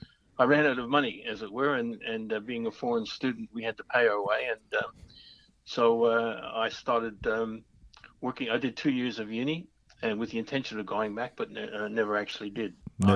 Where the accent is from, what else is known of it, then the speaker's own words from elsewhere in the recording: Toronto, Ontario, Canada; moved away as an adult; now in Melbourne, Australia; Yes, I was born in Toronto in 1949.